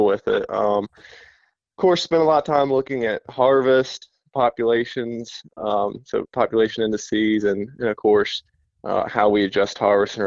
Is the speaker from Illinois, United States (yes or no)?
no; North Carolina, United States; also born or lived in Mississippi / Indiana; from North Carolina. I'm a wildlife biologist, grew up here, went to school here